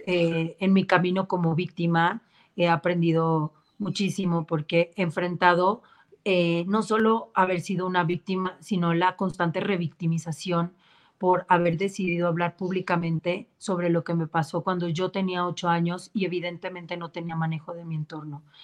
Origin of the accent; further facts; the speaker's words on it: Mexico; nuestro país en México